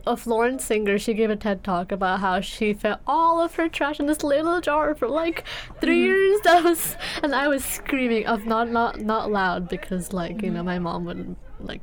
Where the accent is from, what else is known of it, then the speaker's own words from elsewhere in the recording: India; moved away; I grew up in India